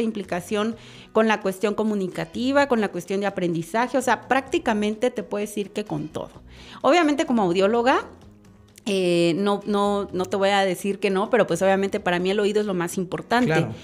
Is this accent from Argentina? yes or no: no; Chiapas, Mexico; moved away as an adult; also born or lived in Monterrey, Nuevo León / Mexico City; yo soy nacida en el estado de Chiapas